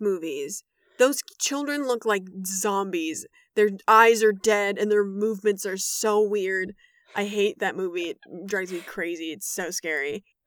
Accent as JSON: {"language": "English", "region": "Wisconsin", "country": "United States", "tie": "born or raised there", "moved": "yes", "lives_now": "Los Angeles, United States", "said": "I grew up in Wisconsin where winter is, uh, three quarters of the year"}